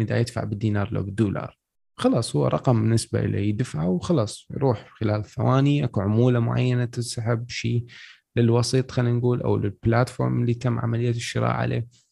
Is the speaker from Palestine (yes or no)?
no; Iraq; احنا عندنا بالعراق